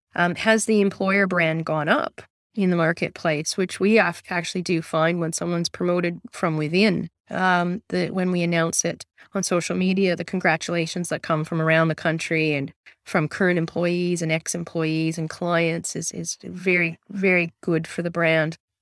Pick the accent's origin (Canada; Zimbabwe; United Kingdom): Canada; moved away as an adult; now in Newcastle, Australia; I'm Canadian originally